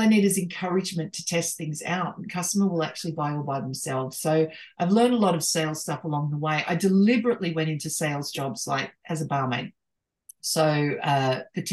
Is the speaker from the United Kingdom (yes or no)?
no; Australia